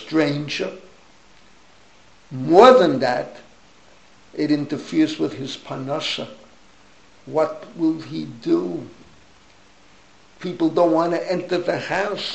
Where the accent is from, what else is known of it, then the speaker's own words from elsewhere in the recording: United States; moved away as an adult; now in Israel; I'm an American rabbi by makar, from, how would I say that, from inception, from birth